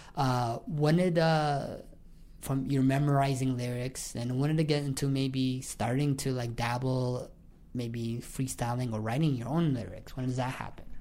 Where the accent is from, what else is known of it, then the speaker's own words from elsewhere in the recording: London, Ontario, Canada; moved away as an adult; now in Toronto, Canada; I am originally from London, Ontario. I just moved to Toronto two years ago